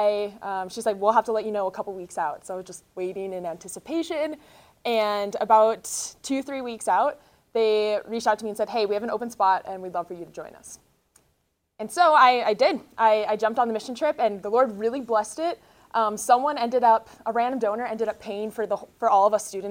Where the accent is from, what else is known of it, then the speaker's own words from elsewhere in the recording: North Dakota, United States; moved away as an adult; now in Denver, United States; I'm originally from North Dakota